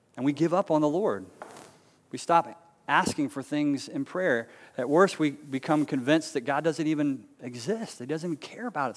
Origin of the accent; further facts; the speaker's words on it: Charlotte, North Carolina, United States; also born or lived in Raleigh, North Carolina; growing up in Charlotte as a kid